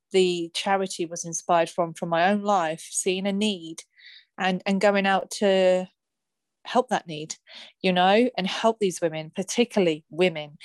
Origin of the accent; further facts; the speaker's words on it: Luton, East of England, United Kingdom; I'm from Luton